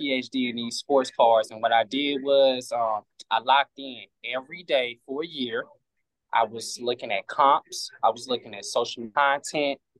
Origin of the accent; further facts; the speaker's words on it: East St. Louis, Illinois, United States; now in Atlanta, United States; I moved to Atlanta. I'm originally from East St. Louis